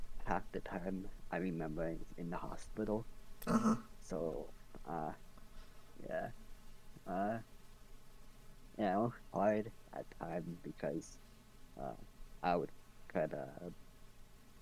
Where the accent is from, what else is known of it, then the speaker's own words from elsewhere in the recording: Edmonton, Alberta, Canada; I was born in Edmonton, so I was grateful that I was born a Canadian.